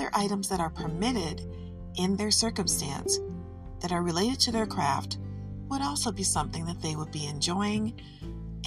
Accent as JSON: {"language": "English", "town": "Detroit", "region": "Michigan", "country": "United States", "said": "I'm from Detroit, so I have a soft spot for her"}